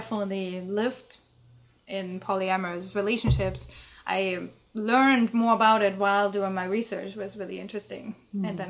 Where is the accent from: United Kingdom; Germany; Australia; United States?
Germany; East Germany; I'm from East Germany